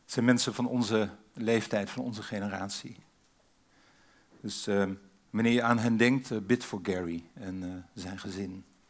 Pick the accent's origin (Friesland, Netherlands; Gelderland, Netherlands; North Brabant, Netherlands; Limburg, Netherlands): Friesland, Netherlands; Sneek; Ik groeide op in Sneek in Friesland tussen de meren.